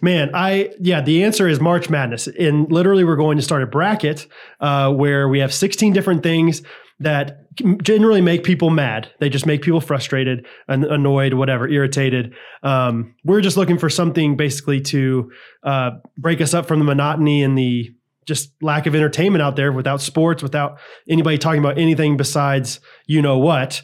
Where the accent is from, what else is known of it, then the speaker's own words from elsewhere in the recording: Midwest, United States; I'm from the Midwest, so I say eggs.